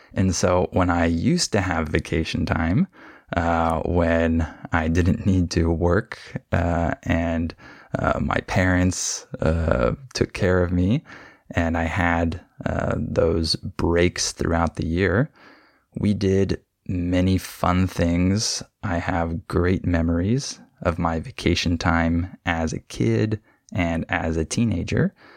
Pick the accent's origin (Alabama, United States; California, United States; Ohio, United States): California, United States; when I was growing up in California